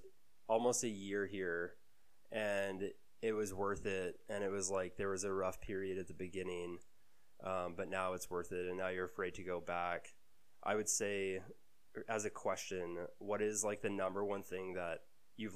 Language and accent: English; Calgary, Alberta, Canada; I grew up in Calgary. I was born in Calgary. I've lived here my whole life